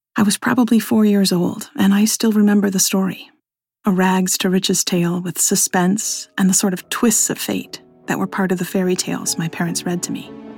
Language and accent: English; Flint, Michigan, United States; since I was a little kid growing up in Flint, Michigan